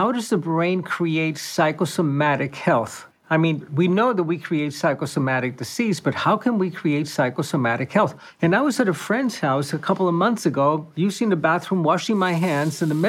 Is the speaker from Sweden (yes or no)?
no; Cuba; moved away; I was born and raised in Cuba